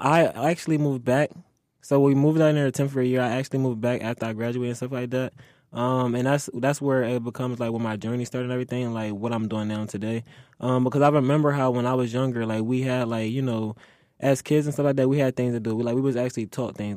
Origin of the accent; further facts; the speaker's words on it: Philadelphia, Pennsylvania, United States; moved away; also born or lived in Delaware; growing up in Philly, I would say it was fun.